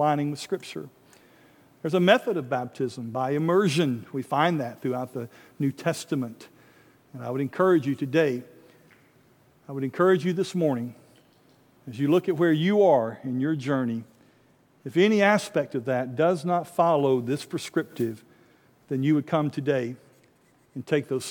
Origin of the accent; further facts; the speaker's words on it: North Alabama, United States; a little country church I grew up in North Alabama